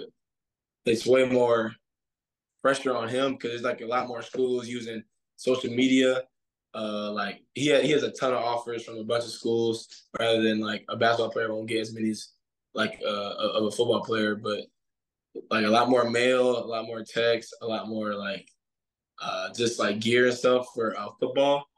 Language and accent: English; Suwanee, Georgia, United States; moved away as an adult; now in Clemson, United States; I'm from Suwanee, Georgia